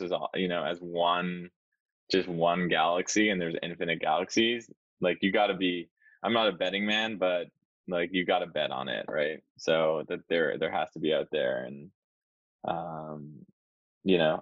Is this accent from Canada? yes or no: yes; Canada; as a Canadian